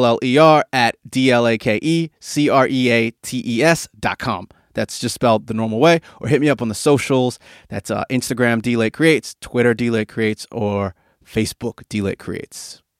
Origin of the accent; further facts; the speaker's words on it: United States; now in Sydney, Australia; I live here in Sydney, Australia. I'm obviously from America originally